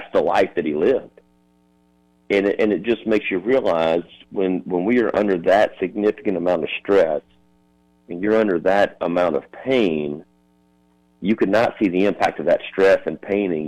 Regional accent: Sumter, South Carolina, United States; my hometown, from Sumter.

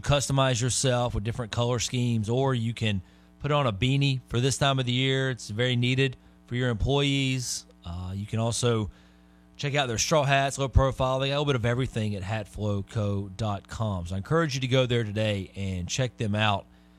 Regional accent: the South, United States; I am a Southerner myself through and through.

